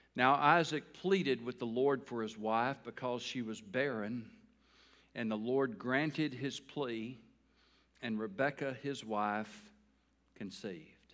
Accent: Taylor, United States; I grew up in a town called Taylor

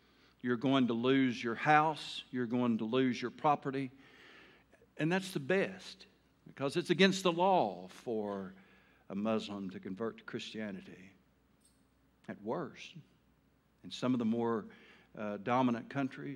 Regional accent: Taylor, Arkansas, United States; I was from Taylor, a little old town

